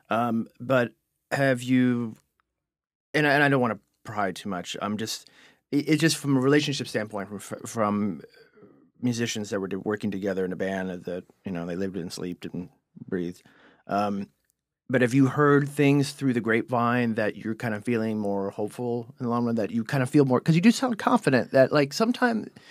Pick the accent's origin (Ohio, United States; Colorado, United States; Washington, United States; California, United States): Ohio, United States; Cleveland; accent: Cleveland; my Cleveland accent